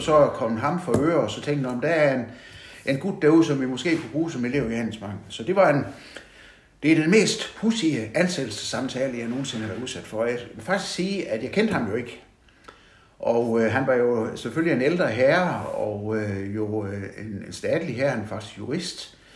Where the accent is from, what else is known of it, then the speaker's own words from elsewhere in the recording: Vojens, Southern Denmark, Denmark; now in Haderslev, Denmark; jeg er født i Vojens